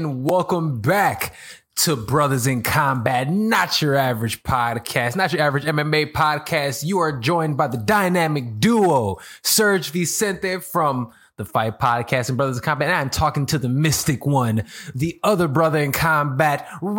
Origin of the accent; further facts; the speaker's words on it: Chicago, Illinois, United States; now in Los Angeles, United States; I'm from Chicago. 312. I'm from the 312, guys. I'm from the 773.